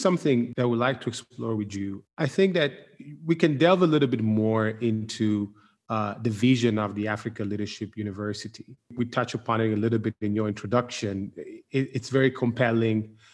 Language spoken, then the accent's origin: English; Milan, Lombardy, Italy; I'm from Milan